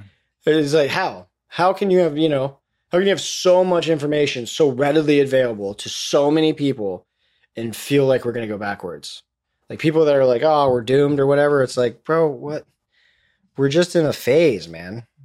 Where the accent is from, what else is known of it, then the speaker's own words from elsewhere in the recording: Florida, United States; I'm from Florida